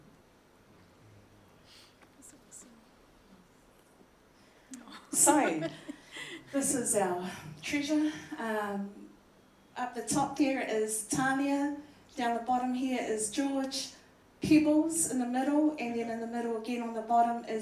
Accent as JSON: {"language": "English", "region": "Auckland", "country": "New Zealand", "tie": "born or raised there", "said": "I was born in New Zealand and raised by both my mum and dad. We lived in Glen Innes and Panmure in most of my childhood years."}